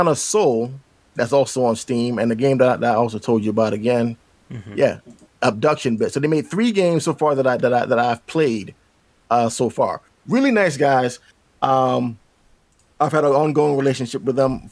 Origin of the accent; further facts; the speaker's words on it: Philadelphia, Pennsylvania, United States; now in Northeast Pennsylvania, United States; I'm about a good couple hours away from my hometown of Philly